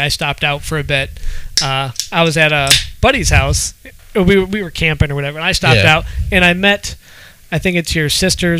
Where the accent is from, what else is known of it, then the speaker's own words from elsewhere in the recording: Ohio, United States; I'm from Ohio, so.